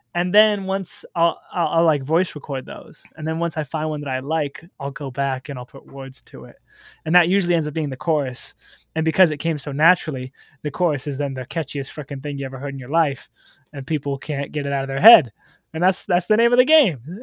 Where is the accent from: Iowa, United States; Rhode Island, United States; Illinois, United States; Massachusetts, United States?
Iowa, United States; Solon; also born or lived in Cedar Rapids, Iowa; I guess technically I was born in Cedar Rapids, but I did most of my growing up in a small town called Solon, Iowa